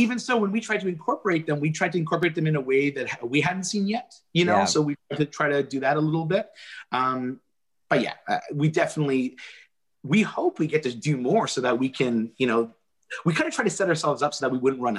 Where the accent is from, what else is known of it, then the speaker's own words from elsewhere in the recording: Canada; being Canadian actors